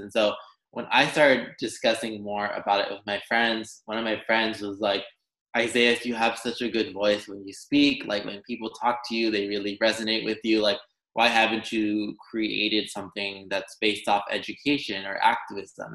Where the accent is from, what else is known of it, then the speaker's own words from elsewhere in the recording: Los Angeles, California, United States; I grew up in Los Angeles, California, and my parents had immigrated